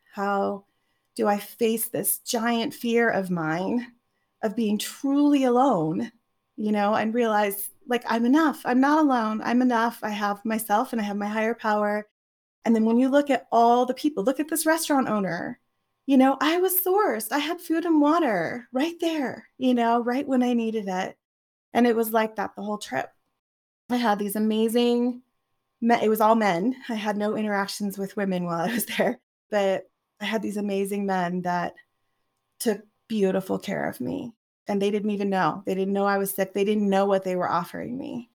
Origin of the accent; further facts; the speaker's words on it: Oregon, United States; I grew up in Oregon